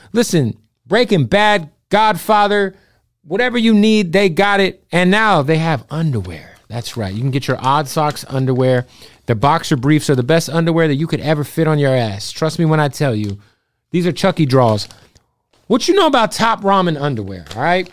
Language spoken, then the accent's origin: English; Phoenix, Arizona, United States; I'm from Phoenix